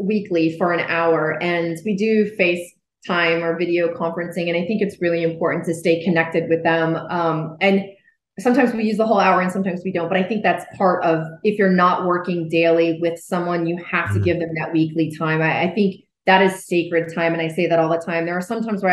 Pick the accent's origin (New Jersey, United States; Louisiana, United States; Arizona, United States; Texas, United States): New Jersey, United States; moved away; I grew up in New Jersey